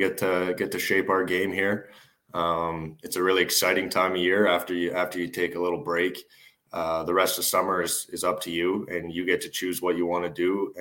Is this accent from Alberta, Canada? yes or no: yes; Calgary, Alberta, Canada; also born or lived in Seattle; my hometown there